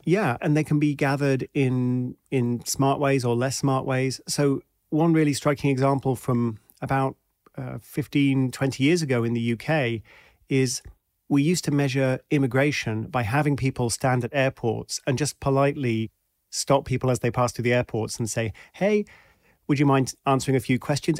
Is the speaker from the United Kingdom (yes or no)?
yes; United Kingdom; also born or lived in Washington, D.C., United States; I'm British